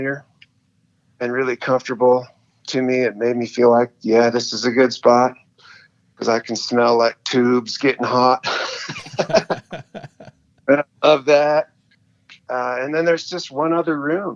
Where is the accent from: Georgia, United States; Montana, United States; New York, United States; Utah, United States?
Montana, United States; I'm born and raised in Montana